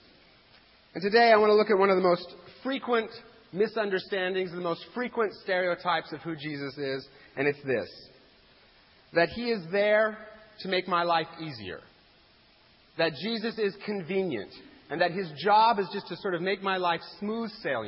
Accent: Eastern Washington, United States; moved away; I'm from Eastern Washington

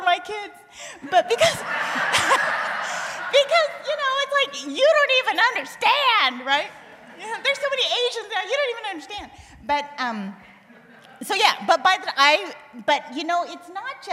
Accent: Bay Area, California, United States; also born or lived in Indiana / Tennessee; I grew up in the Bay Area, mostly, from the time I was four

